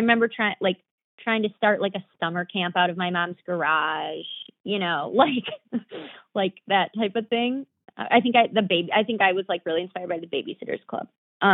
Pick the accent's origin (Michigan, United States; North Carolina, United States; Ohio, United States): Michigan, United States; Huntington Woods; moved away as an adult; now in New York, United States; I grew up in like a very magical, like very Pleasantville-esque type place. My town is called Huntington Woods